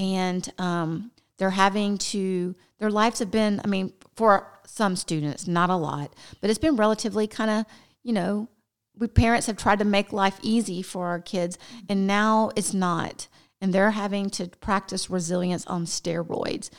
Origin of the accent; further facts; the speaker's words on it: the South, United States; We're from the South